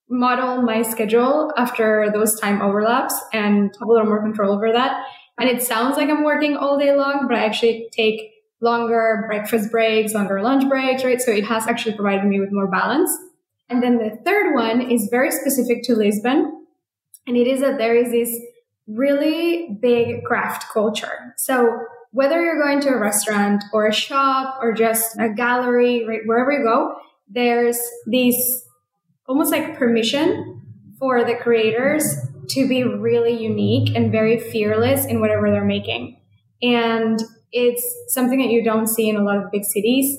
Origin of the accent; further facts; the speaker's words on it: Mexico; also born or lived in San Francisco, United States; now in Portugal; growing up in Mexico, having most of my career in San Francisco